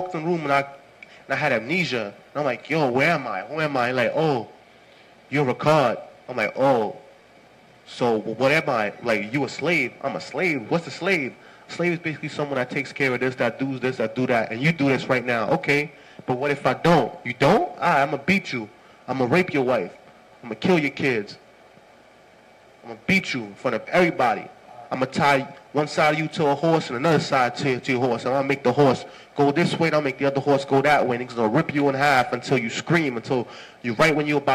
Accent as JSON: {"language": "English", "country": "Haiti", "tie": "born or raised there", "said": "I was born in Haiti"}